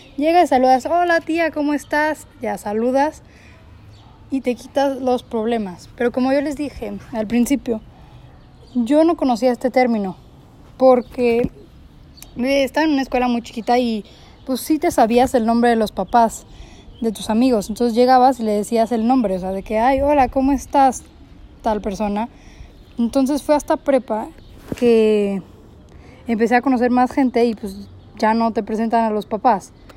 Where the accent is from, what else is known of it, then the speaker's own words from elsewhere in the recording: Monterrey, Nuevo León, Mexico; yo siendo regia